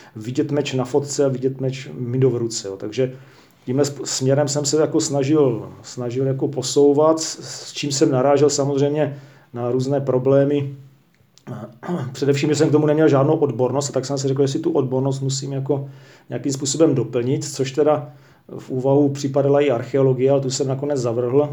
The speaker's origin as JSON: {"language": "Czech", "country": "Czechia", "said": "jako Čech"}